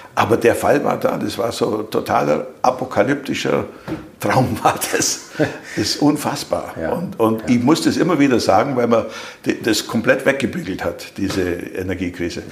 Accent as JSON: {"language": "German", "country": "Germany", "said": "als Deutsche"}